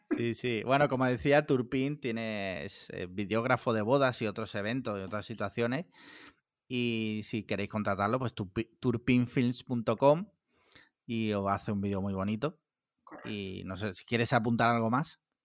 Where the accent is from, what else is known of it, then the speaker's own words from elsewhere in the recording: Andalusia, Spain; yo no soy valenciano, ni murciano, ni nada, yo soy andaluz